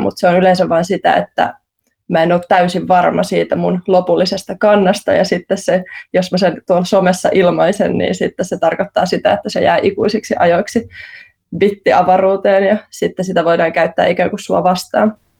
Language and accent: Finnish; Central Finland, Finland; mä itse olen Keski-Suomesta